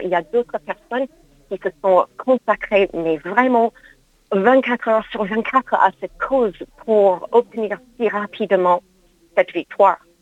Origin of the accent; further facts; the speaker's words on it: United States; now in France; mon pays d'origine, les États-Unis